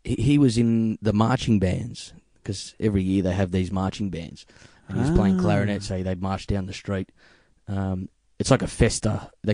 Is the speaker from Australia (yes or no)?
yes; Reservoir, Victoria, Australia; also born or lived in Carlton; I was born in Carlton at the Women's Hospital. But I grew up in Reservoir, and I'm still in Reservoir.